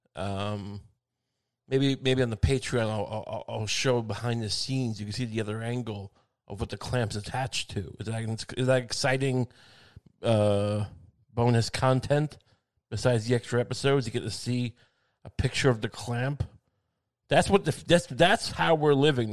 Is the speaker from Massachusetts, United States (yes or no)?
no; Long Island, New York, United States; I grew up in Long Island